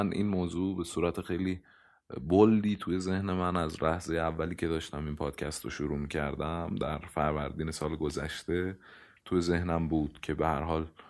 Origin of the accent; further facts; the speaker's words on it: Iran; من متولد ایرانم نمیتونم ملیتم رو تغییر بدم حتی اگر پاسپورت کشور دیگری رو بگیرم من باز هم ایرانیم